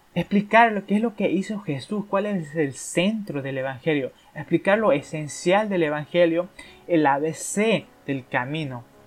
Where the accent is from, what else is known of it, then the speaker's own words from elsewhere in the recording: Argentina; Yo soy de Argentina